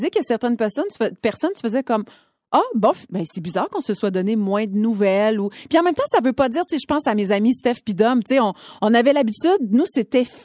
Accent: Côte-Nord, Quebec, Canada; accent: Côte-Nord; C'est mon accent de la Côte-Nord.

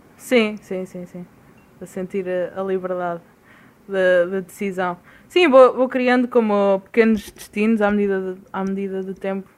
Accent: Portugal; moved away as an adult; faz como três meses, quase quatro, que estou que saí de Portugal

